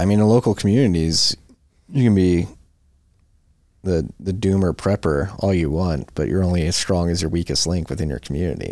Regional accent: Philadelphia, Pennsylvania, United States; we're both from Philadelphia

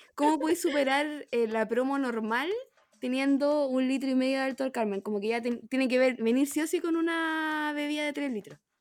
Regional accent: Chile; como típico chileno que copiamos todo

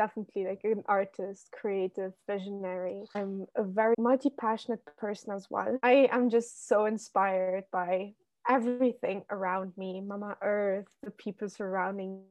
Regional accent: Luxembourg; moved away as an adult; now in Amsterdam, Netherlands; I lived in my home country, Luxembourg, which, for everyone listening who doesn't know, it's like a tiny country in the middle of Europe, filled with nature and castles. And yeah, so basically I was born there and grew up there

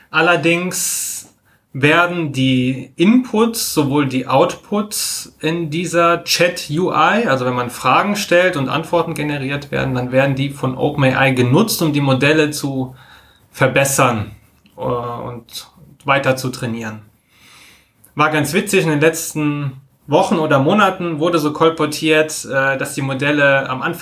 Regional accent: Koblenz, Rhineland-Palatinate, Germany; born there; now in Düsseldorf, Germany; kurz zu mir vielleicht, gebürtig Koblenz am Rhein, studiert in Karlsruhe, äh, bin seit fünf Jahren wohnhaft in Düsseldorf

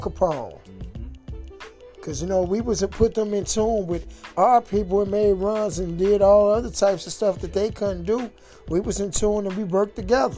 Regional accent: Chicago, Illinois, United States; born and raised in Chicago

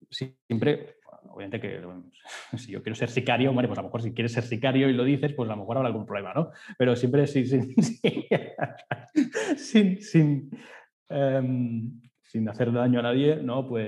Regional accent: Spain; pues eres catalán, perfecto, yo soy de España, perfecto, genial

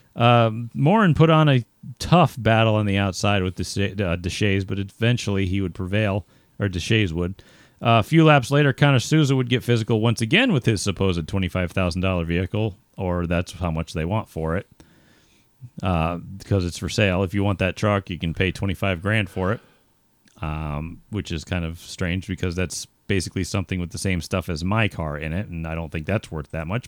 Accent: United States; I'm American

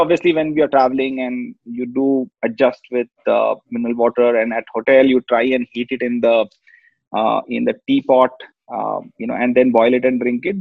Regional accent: Kolkata, West Bengal, India; born and brought up in Calcutta

